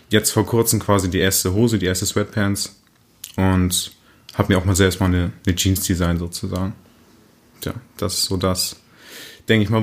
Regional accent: Münster, North Rhine-Westphalia, Germany; Ich bin 23 Jahre alt. Ich komme aus der Münster.

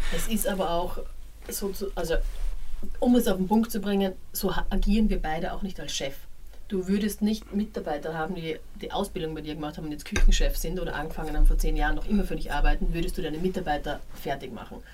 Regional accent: Graz, Styria, Austria; now in Berlin, Germany; in meiner Heimatstadt

